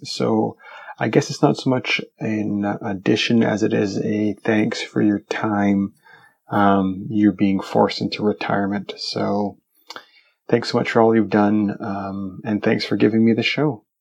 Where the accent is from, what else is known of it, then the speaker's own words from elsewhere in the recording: Canada; I'm Canadian